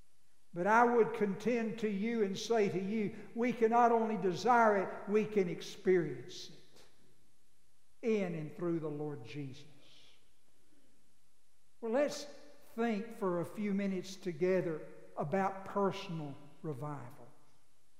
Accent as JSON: {"language": "English", "town": "Abilene", "region": "Texas", "country": "United States", "tie": "born or raised there", "said": "I grew up in Abilene, but I effectively grew up in a cow lot"}